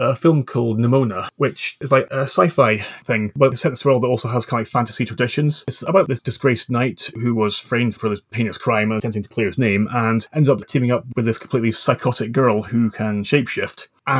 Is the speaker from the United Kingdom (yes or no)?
yes; Scotland, United Kingdom; I grew up in the Scottish borders with English parents, which, if anyone's ever wondered, is why my accent is all over the place.